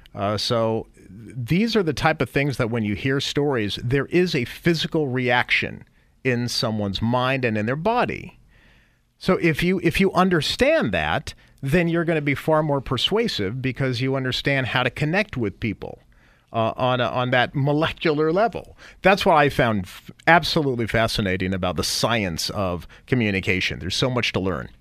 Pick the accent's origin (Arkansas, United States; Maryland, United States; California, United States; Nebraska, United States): California, United States; San Jose; also born or lived in New York; I'm from San Jose, grew up in San Jose